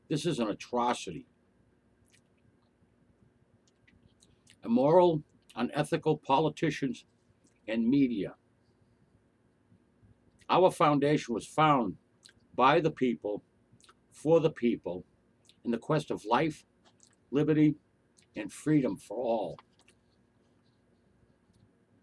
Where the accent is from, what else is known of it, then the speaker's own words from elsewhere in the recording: United States; I am an American citizen, a very proud American citizen